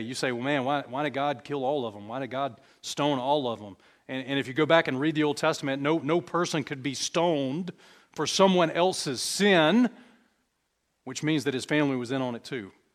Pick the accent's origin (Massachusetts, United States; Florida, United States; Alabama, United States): Alabama, United States; we're all from Alabama. Well, some of us are from Alabama.